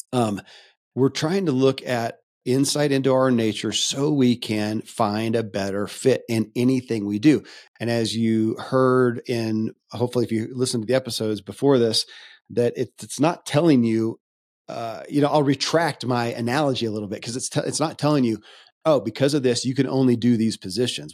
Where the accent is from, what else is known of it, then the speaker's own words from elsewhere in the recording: Kentucky, United States; I grew up in Kentucky